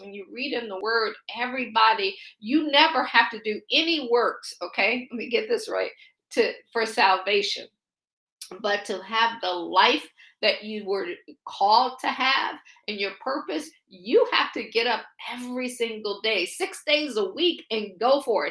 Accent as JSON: {"language": "English", "town": "Akron", "region": "Ohio", "country": "United States", "tie": "born or raised there", "also_born_or_lived": "Washington, D.C. area / Baltimore / Boston / Pittsburgh", "moved": "as an adult", "said": "I'm from Akron, Ohio. I always joke and say I grew up shy shelter in church basically six days a week"}